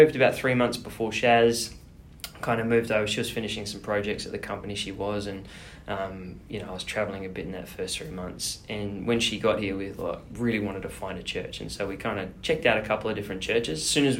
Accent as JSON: {"language": "English", "country": "Australia", "moved": "yes", "lives_now": "New Zealand", "said": "so I'm an Aussie."}